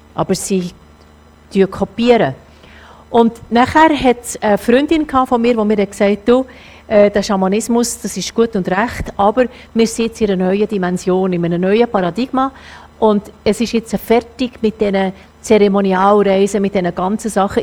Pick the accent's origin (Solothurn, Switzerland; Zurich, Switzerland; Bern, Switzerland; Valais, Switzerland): Zurich, Switzerland; Zürcher Oberland; ich komme ja aus dem Zürich-Oberland, das ist alles in meinem Ecken